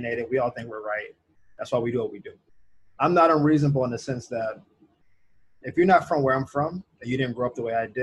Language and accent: English; the South, United States; I grew up poor in the South